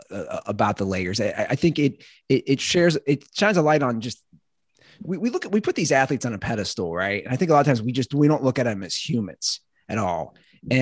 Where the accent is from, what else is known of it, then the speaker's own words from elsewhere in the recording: Cincinnati, Ohio, United States; moved away as an adult; also born or lived in Los Angeles; I'm from Cincinnati